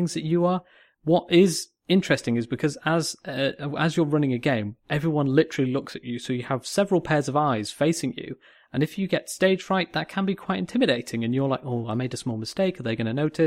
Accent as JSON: {"language": "English", "town": "Manchester", "region": "North West England", "country": "United Kingdom", "also_born_or_lived": "Cheshire", "accent": "Northern", "said": "I'm from Manchester, you know, we're from Cheshire. We know Northern accents"}